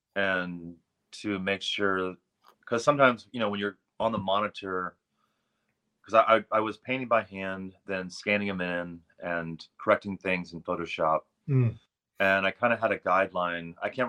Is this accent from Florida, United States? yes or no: yes; St. Augustine, Florida, United States; I grew up on a farm in St. Augustine, Florida